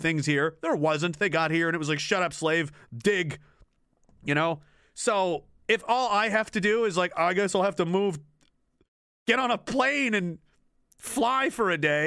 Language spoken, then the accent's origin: English; Nova Scotia, Canada; I was born in Nova Scotia. I grew up there.